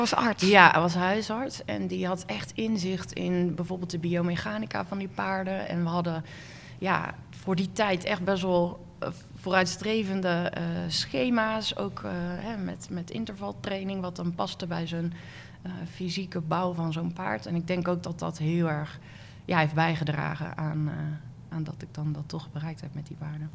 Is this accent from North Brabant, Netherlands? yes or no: yes; Werkendam, North Brabant, Netherlands; Ik ben geboren in een dorpje in Noord-Brabant, Werkendam